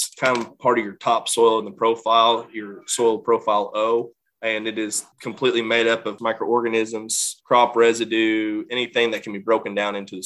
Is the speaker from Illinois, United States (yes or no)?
yes; Illinois, United States; my home state of Illinois